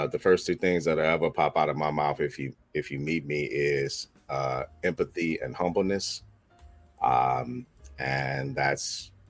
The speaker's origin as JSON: {"language": "English", "town": "Alexandria", "region": "Virginia", "country": "United States", "also_born_or_lived": "Manassas, Virginia", "said": "I'm from Alexandria, Virginia. But I spent the last, 30 years out here in Manassas, Virginia, and Prince William County"}